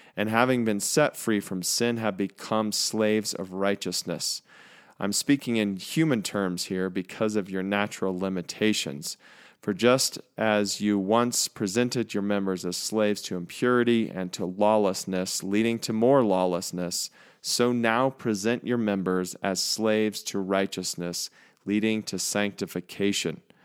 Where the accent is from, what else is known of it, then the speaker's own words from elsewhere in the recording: United States; as American people